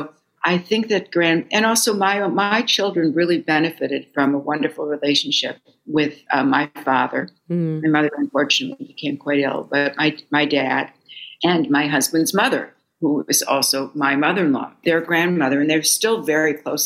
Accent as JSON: {"language": "English", "town": "Fargo", "region": "North Dakota", "country": "United States", "tie": "born or raised there", "moved": "as an adult", "lives_now": "New York, United States", "said": "I was raised in Fargo, North Dakota."}